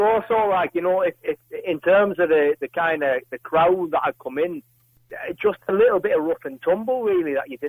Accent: Wakefield, Yorkshire and the Humber, United Kingdom; also born or lived in South Dublin; now in Ireland; Yeah, well, I'm from just outside Leeds. Yeah, I'm from Wakefield. It's just outside Leeds, yeah.

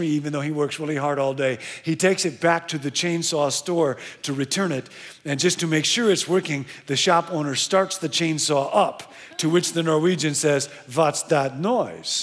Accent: Rockford, Illinois, United States; I grew up in Rockford, Illinois.

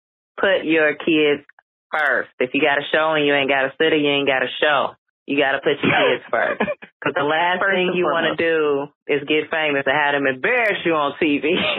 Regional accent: Chicago, Illinois, United States; Everywhere I go, they going to know I'm from Chicago.

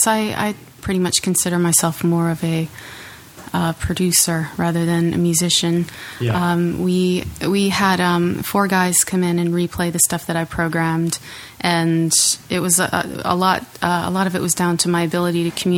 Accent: near Hartford, Connecticut, United States; moved away; also born or lived in North Carolina; I grew up near Hartford

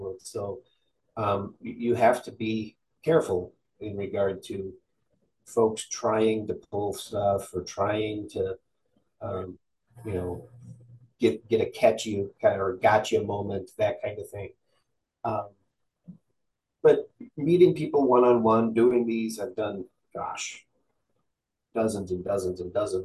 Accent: Midwest, United States; because we're from the Midwest

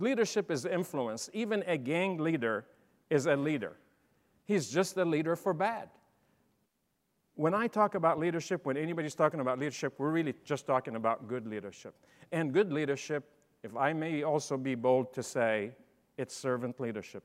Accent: Champaign, Illinois, United States; I'm from Illinois, Champaign

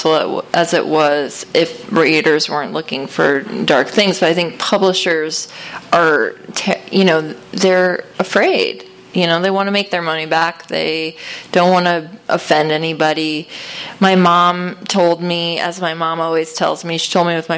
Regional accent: Connecticut, United States; I grew up in Connecticut, and I grew up in, like, a wealthy town

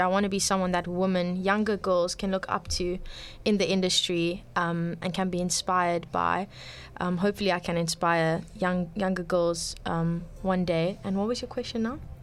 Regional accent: Cape Town, Western Cape, South Africa; I'm born and bred in Cape Town.

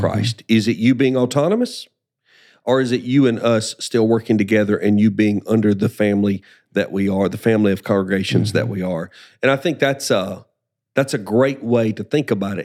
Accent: Alabama, United States; also born or lived in South Carolina; now in Spartanburg, United States; I'm a child of Alabama

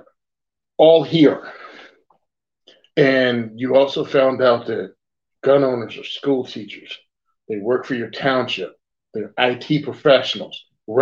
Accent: rural Virginia, United States; moved away; where I came from, I come from Virginia, rural Virginia initially

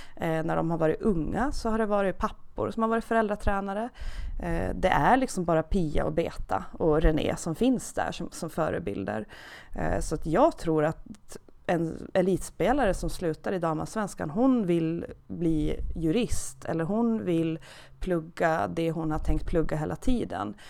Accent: Åland Islands; accent: Åland dialect; moved away; jag är från Åland, det hörs säkert lite i dialekten, så att jag är, uppvuxen på Åland

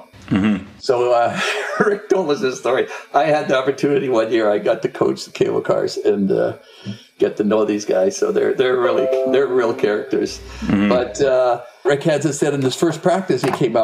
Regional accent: Edmonton, Alberta, Canada; I was born in Edmonton

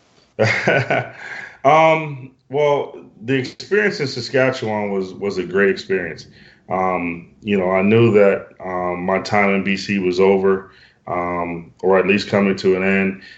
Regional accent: Western Pennsylvania, United States; moved away as an adult; also born or lived in British Columbia, Canada / Maryland; now in Alberta, Canada; where I'm from um, in Western Pennsylvania

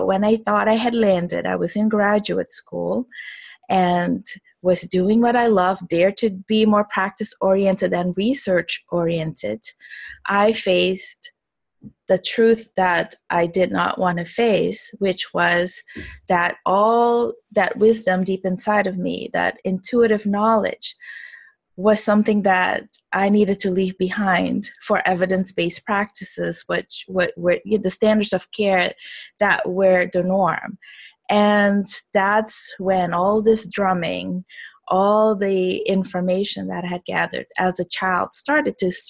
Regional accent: Suriname; moved away; also born or lived in Miami; I am originally from Suriname, which is a little country, actually, small population, not that little. It's the size of Georgia, right above Brazil. And most people don't know that it's almost completely covered with Amazon rainforest. So I grew up over there

